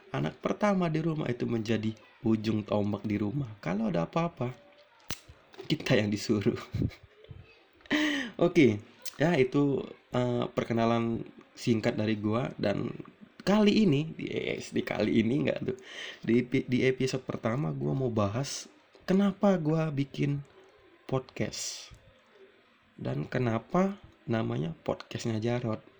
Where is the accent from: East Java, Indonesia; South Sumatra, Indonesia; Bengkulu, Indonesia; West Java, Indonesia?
South Sumatra, Indonesia; Palembang; also born or lived in Lampung; gue itu sebenarnya asli di Palembang namun gue itu numpang lahir di Lampung. Jadi gua itu numpang lahir di Lampung dan besar di Palembang gitu. Dan sekarang gua tinggal di Palembang.